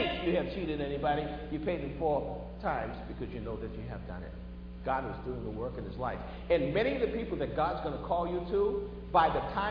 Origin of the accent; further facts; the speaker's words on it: Boston, Massachusetts, United States; when I was growing up in Boston